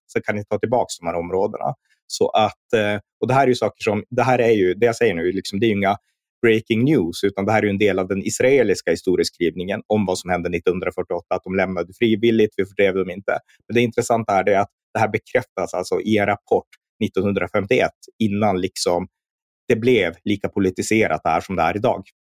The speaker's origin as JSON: {"language": "Swedish", "region": "Norrland", "country": "Sweden", "tie": "born or raised there", "said": "när jag växte upp här uppe i Norrland"}